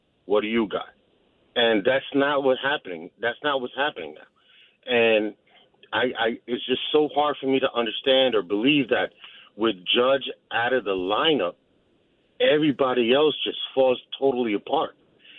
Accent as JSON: {"language": "English", "region": "New Jersey", "country": "United States", "tie": "born or raised there", "said": "born and raised in Jersey"}